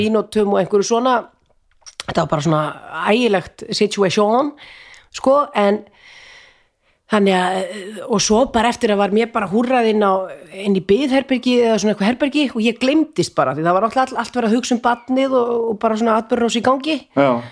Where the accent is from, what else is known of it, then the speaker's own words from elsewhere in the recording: Vopnafjörður, Eastern Region, Iceland; ég er úr Sveit, úr Vesturadal